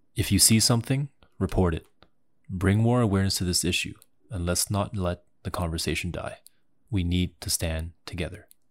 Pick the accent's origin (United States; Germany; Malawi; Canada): Canada; I grew up in in Canada the, my whole life.